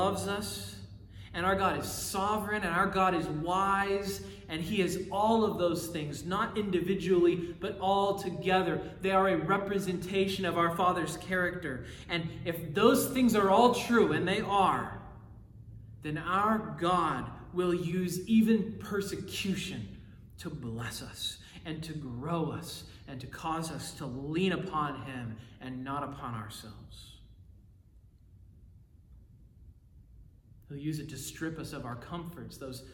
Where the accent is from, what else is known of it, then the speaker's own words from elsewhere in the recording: United States; I love being an American